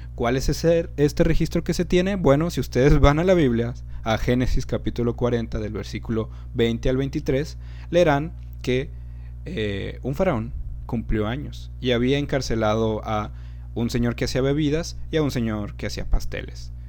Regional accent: Mexico; aquí en México

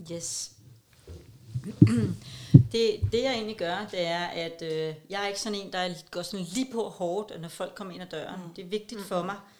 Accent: Copenhagen, Capital Region of Denmark, Denmark; jeg er københavner

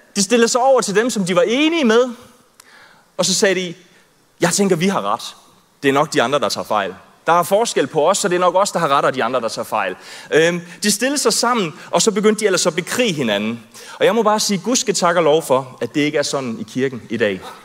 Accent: Southern Jutland, Southern Denmark, Denmark; jeg er vokset op i Sønderjylland, tredive kilometer fra grænsen, så jeg er rigtig i Sønderjyde.

